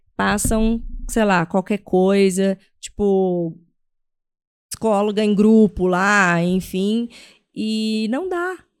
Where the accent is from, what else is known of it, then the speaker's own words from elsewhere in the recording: São José do Rio Preto, São Paulo, Brazil; eu sou de São José do Rio Preto, ele é interior de São Paulo.